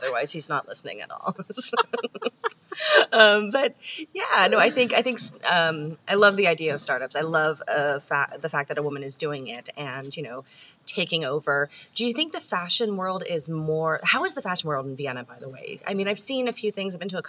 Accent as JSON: {"language": "English", "country": "Canada", "said": "I'm Canadian"}